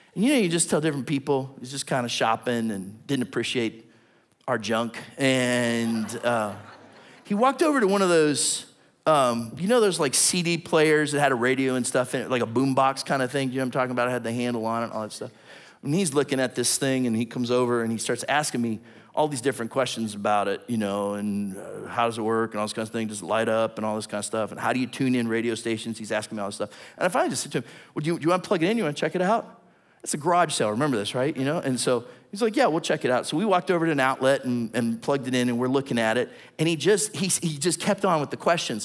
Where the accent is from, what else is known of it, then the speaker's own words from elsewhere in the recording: Southington, Ohio, United States; moved away; I just went back and visited my hometown. Tiny little town. No, no stoplights. This kind of little market that's there in the center in Little Southington that's outside of Warren